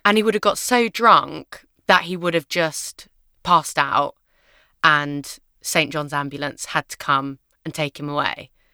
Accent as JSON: {"language": "English", "region": "London", "country": "United Kingdom", "tie": "born or raised there", "said": "I grew up in London with my mum and my dad. Um, we lived in a basement flat in Shepherd's Bush"}